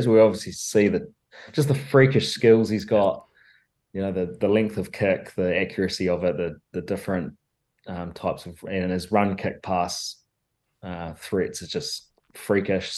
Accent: Hawke's Bay, New Zealand; moved away as an adult; now in Paris, France; growing up in Hawke's Bay, all I ever wanted to do was play for the Magpies

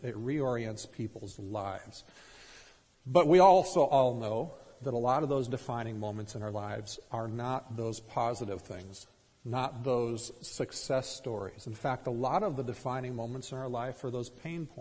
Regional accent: Minnesota, United States; growing up in Minnesota

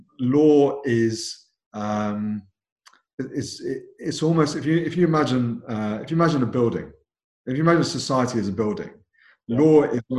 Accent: London, United Kingdom; born and brought up in London. From a British Asian background

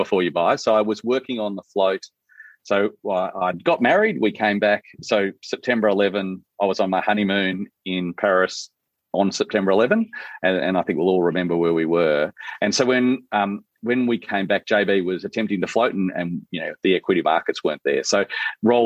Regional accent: Mitcham, Victoria, Australia; I grew up in Mitcham in the outer suburbs of Victoria.

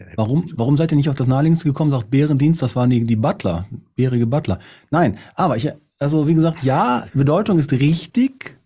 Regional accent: Kerpen, North Rhine-Westphalia, Germany; mir war es die Schillerstraße in Kerpen. Sindorf.

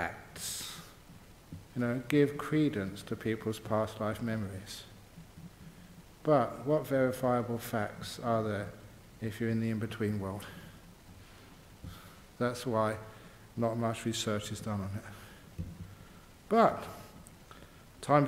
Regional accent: England, United Kingdom; I grew up in England.

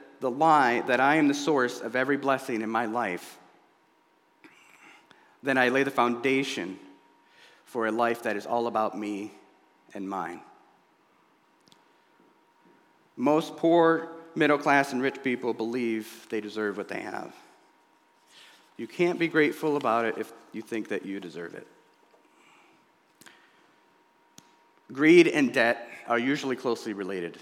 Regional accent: United States; I was born here in the United States and not Somalia

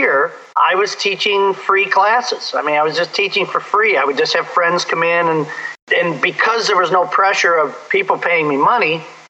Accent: Chicago, Illinois, United States; moved away as an adult; I'm from the Chicago area. That's where I started my career

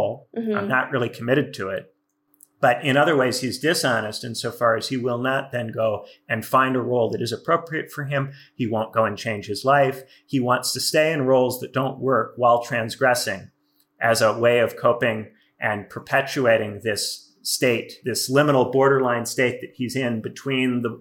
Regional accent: Indiana, United States; I'm not from New York or LA. I'm from Indiana

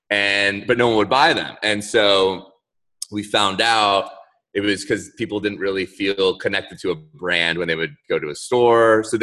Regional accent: Orlando, Florida, United States; I wish I was from South Florida with you guys. {S0} Oh, {S1} but I'm actually from Orlando, so Central Florida.

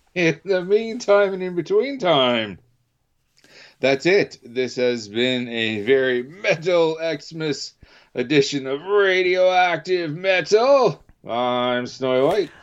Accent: Canada; being Canadian

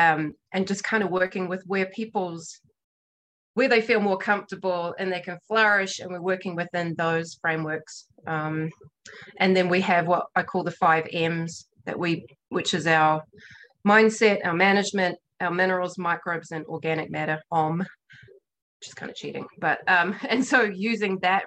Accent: New Zealand; now in Montana, United States; I'm a New Zealander

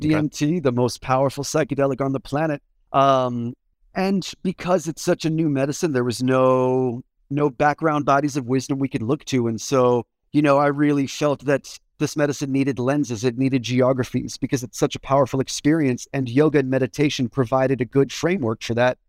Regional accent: Washington, District of Columbia, United States; I grew up in Washington, D C

